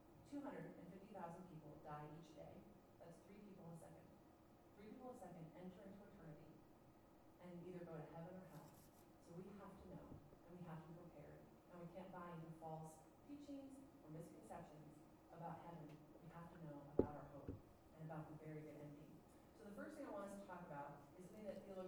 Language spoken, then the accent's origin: English; United States; we're American Christians